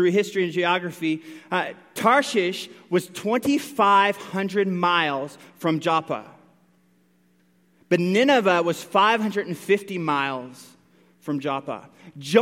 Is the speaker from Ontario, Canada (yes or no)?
no; Newfoundland and Labrador, Canada; I grew up in Newfoundland. I grew up close to the water